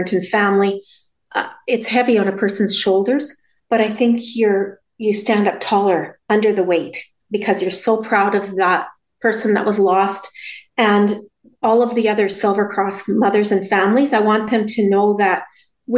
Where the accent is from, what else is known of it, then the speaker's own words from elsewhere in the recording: Saskatchewan, Canada; now in Lacombe, Canada; We grew up in Saskatchewan